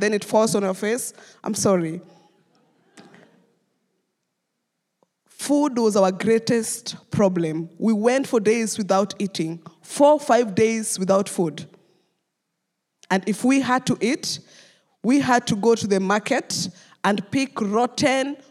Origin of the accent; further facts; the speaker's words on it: Nairobi, Kenya; I grew up in Kariobangi slum, which is the third largest slum in Kenya.